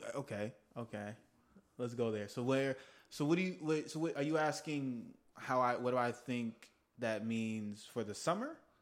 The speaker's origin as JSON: {"language": "English", "region": "Texas", "country": "United States", "moved": "yes", "lives_now": "Los Angeles, United States", "said": "I'm from Texas"}